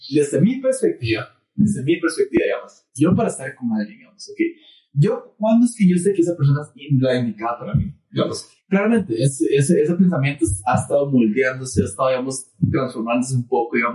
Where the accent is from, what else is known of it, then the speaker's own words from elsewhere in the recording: Costa Rica; todos somos tricos ticos acá